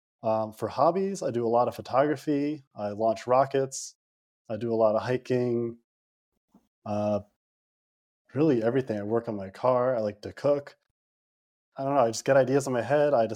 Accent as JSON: {"language": "English", "region": "Connecticut", "country": "United States", "tie": "born or raised there", "also_born_or_lived": "New Jersey", "said": "I've been in Connecticut my whole life"}